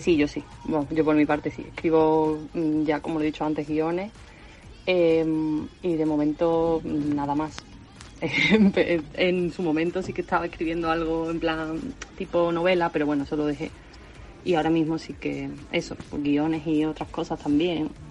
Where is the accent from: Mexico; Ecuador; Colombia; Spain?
Spain; Seville, Andalusia; now in Córdoba, Spain; vivo en Córdoba, pero soy de Sevilla, andaluza